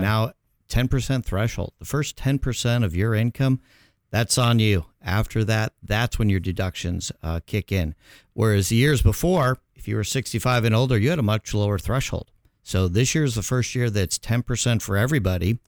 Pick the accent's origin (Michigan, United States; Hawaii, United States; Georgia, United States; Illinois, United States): Illinois, United States; Chicago; moved away as an adult; now in Orange County, United States; born and raised in Chicago